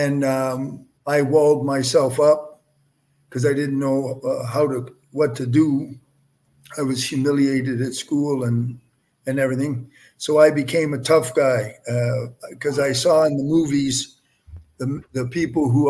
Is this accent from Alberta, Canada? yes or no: no; Windsor, Ontario, Canada; I'm a Canadian, born and raised in Windsor, Ontario.